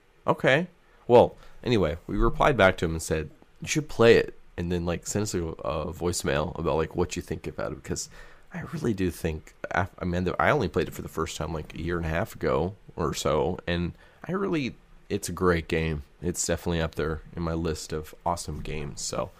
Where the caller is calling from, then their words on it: Sweden; English is a second language; I'm from Sweden. It didn't get released here back in the day